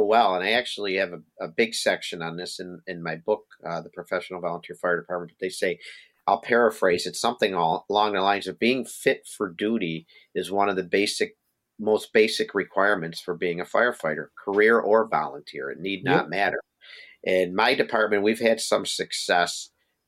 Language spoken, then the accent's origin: English; Buffalo, New York, United States; born or raised there